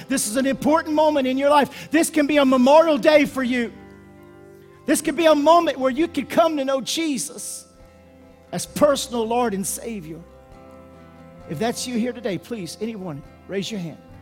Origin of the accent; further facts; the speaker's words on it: United States; I'm American